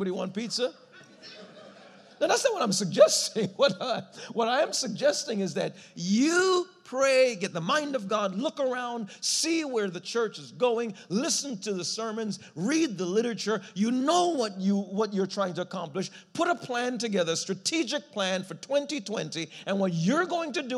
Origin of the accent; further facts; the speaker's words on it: New York City, New York, United States; I grew up in New York City